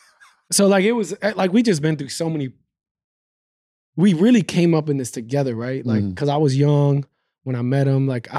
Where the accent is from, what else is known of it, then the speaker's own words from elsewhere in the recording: New York, United States; I'm a New York, you know, I'm from New York.